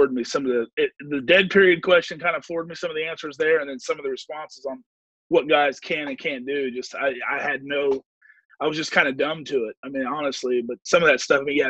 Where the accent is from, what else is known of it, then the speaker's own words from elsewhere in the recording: Wichita, Kansas, United States; I grew up in Wichita, Kansas